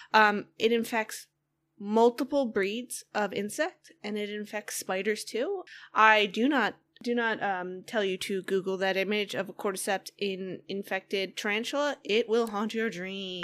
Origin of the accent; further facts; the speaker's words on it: Northeast, United States; I grew up in, I grew up in the Northeast